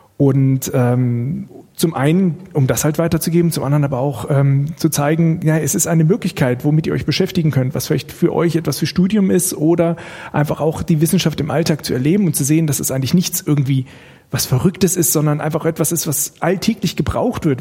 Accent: Bad Pyrmont, Lower Saxony, Germany; moved away as an adult; now in Karlsruhe, Germany; ich komme etwas mehr aus der Nähe hier ursprünglich, nämlich aus Bad Pyrmont, das ist in Niedersachsen

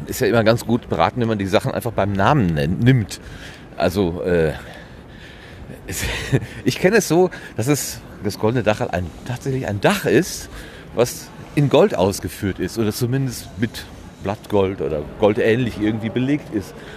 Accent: Sauerland, North Rhine-Westphalia, Germany; Ich komme ja wenigstens noch aus dem Land der 1000 Berge, dem Sauerland

